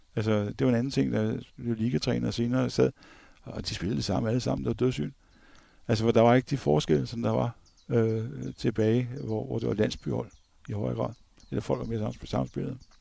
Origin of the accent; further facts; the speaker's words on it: Copenhagen, Capital Region of Denmark, Denmark; som københavner